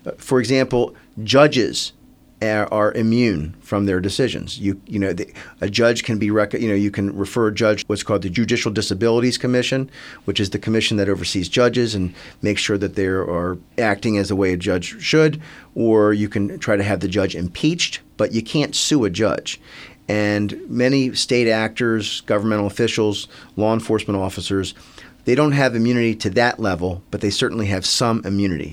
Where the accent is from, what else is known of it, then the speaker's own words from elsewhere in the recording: Silver Spring, Maryland, United States; I grew up in Silver Spring, Maryland